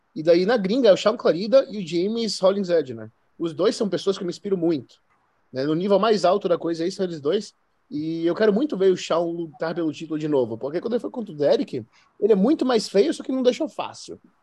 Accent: Bahia, Brazil; a gente é da Bahia

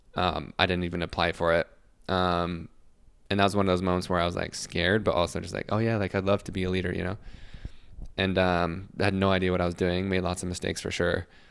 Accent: Salt Lake City, Utah, United States; I'm from Salt Lake City

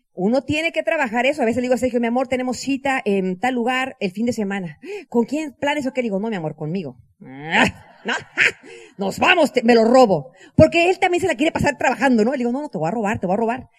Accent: Mexico; en mi país, yo soy mexicana

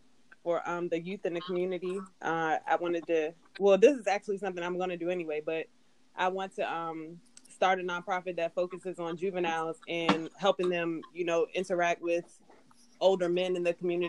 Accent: Washington, District of Columbia, United States; I know War 5 is like my hometown

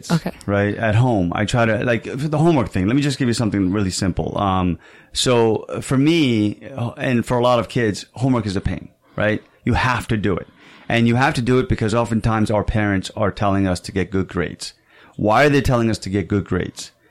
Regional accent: Saudi Arabia; moved away; And I was also an immigrant here. You know, I came from Saudi Arabia.

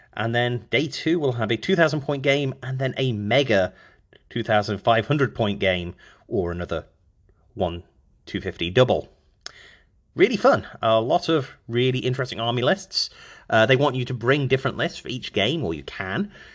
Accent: Stafford, West Midlands, United Kingdom; moved away as an adult; now in United States; my hometown of Stafford, Staffordshire.

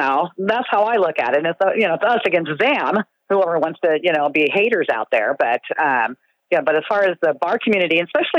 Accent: California, United States; Well, you know, my parents were military, so we were in every military base in California. I mean, from the Sacramento area to the middle of nowhere outside of Fresno to Ventura to S

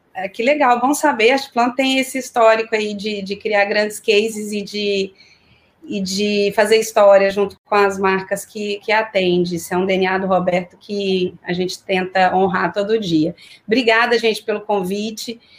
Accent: Belo Horizonte, Minas Gerais, Brazil; moved away as an adult; also born or lived in São Paulo; now in Rio de Janeiro, Brazil; comecei a minha carreira em Belo Horizonte, de onde eu sou

